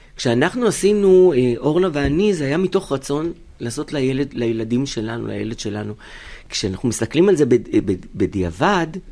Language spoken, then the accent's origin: Hebrew; Israel; כאן הבית, כאן נולדתי, אין לי שום מקום אחר בעולם